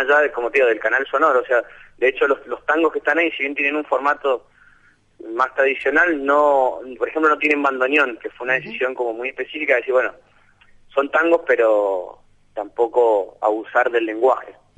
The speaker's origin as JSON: {"language": "Spanish", "region": "Mendoza", "country": "Argentina", "tie": "born or raised there", "moved": "as an adult", "lives_now": "Buenos Aires, Argentina", "said": "nací en Mendoza capital"}